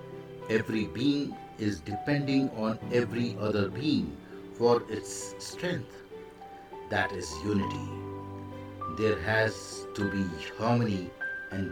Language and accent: English; India; I am the Indian monk.